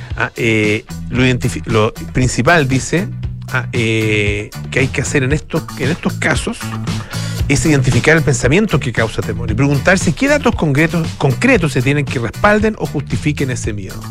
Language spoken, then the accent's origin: Spanish; Chile; los chilenos somos, los hombres chilenos somos